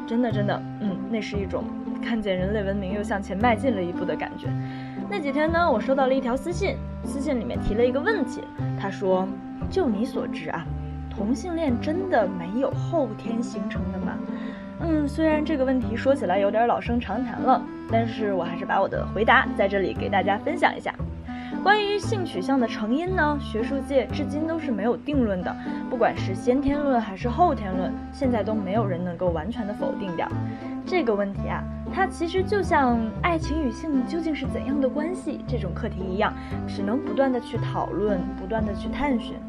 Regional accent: northern China, China; now in Sichuan, China; 作为一个北方人，我从小反正是一口辣的都吃不了。可是自从来了四川之后呢

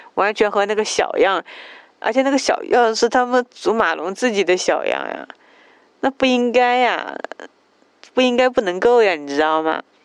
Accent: Jiangsu, China; 我是江苏人，也算是南方人，口味应该很清淡

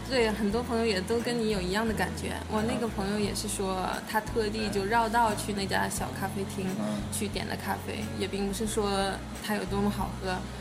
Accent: China; now in Australia; 我是中国人

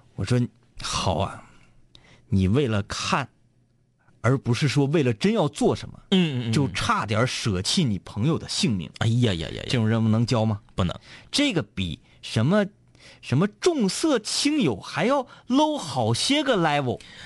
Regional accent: Fushun, Liaoning, China; 抚顺是我老家

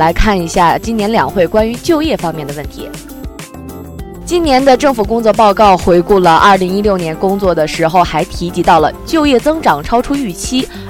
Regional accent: Hebei, China; 你知道我是从那个河北过来的吗？

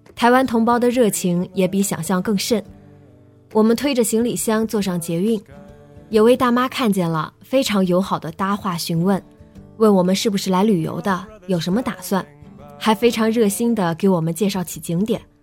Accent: China; 咱们内地人

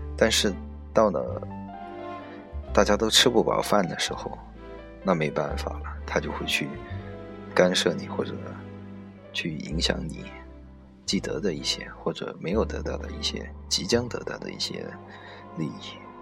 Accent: China; 我们中国人

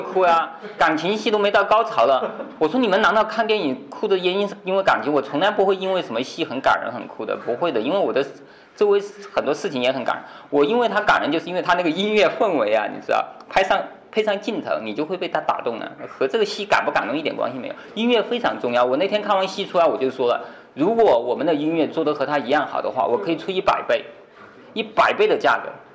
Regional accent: China; 我们中国人

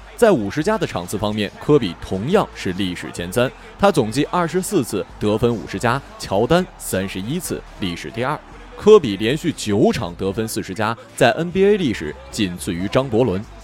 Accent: Baishan, Jilin, China; 我就是吉林省白山人

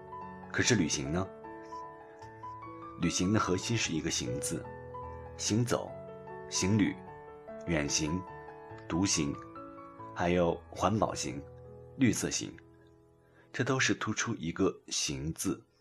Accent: China; 这里，我们也看到我们中国人旅游和外国人旅行的一些差别。

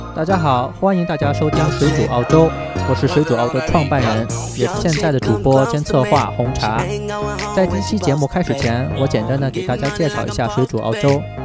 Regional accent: Beijing, China; now in South Australia, Australia; 我是，我是北京人

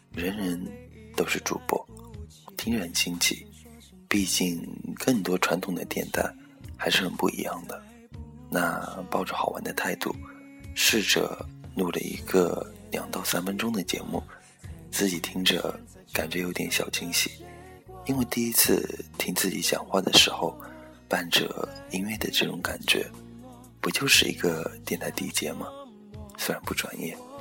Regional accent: Taizhou, Zhejiang, China; moved away; also born or lived in Nantong; 我的家乡，台州，一个美丽的小城市

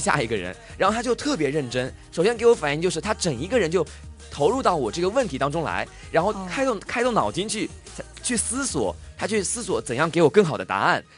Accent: China; 作为一个中国人的文，文人素养

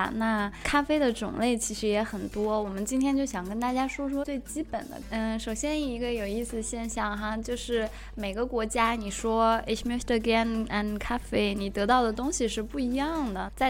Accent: China; now in Heidelberg, Germany; 我们中国人是很喜欢喝茶的

